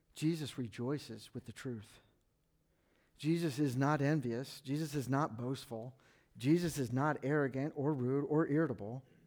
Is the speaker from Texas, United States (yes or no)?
no; McLean, Virginia, United States; also born or lived in Washington, D.C. / Fairfax, Virginia; I was born at Georgetown Hospital, I grew up in McLean, and I, I live in Fairfax now, and, and I know the Northern Virginia lifestyle